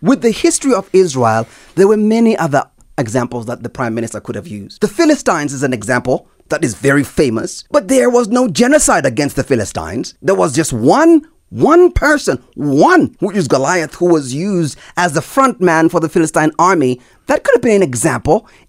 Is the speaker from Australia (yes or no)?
no; South Africa; I'm a South African